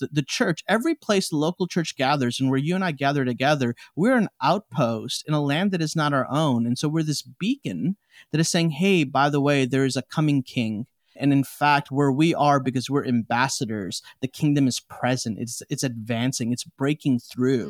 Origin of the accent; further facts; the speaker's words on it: Chicago, Illinois, United States; also born or lived in India; I'm from Chicago, like, I was born and raised in Chicago